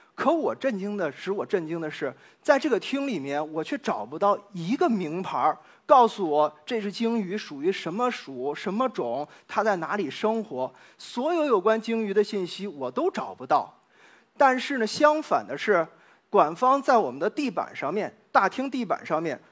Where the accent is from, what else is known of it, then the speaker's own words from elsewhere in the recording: China; now in Nottingham, United Kingdom; 我们中国人